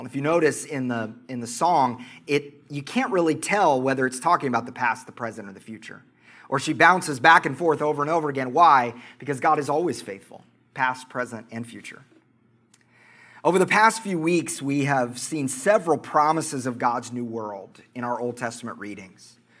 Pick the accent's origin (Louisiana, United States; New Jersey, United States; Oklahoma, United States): Oklahoma, United States; accent: Oklahoma; my Oklahoma accent